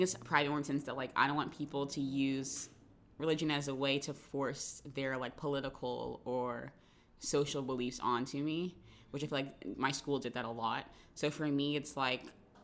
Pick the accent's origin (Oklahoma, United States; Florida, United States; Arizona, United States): Florida, United States; Jacksonville; in my hometown, I guess a lot of people did go to private schools